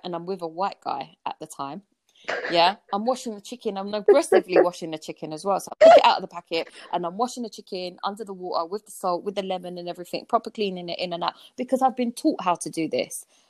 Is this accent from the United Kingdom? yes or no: yes; London, United Kingdom; I grew up in Peckham, southeast yeah. London